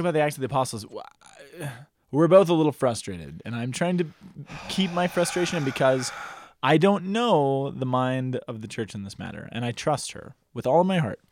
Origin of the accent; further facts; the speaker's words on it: Boulder, Colorado, United States; growing up in Boulder